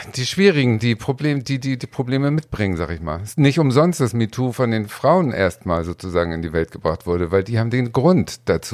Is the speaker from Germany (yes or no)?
yes; Hamburg, Germany; now in Berlin, Germany; ich bin in der Stadt groß geworden, in Hamburg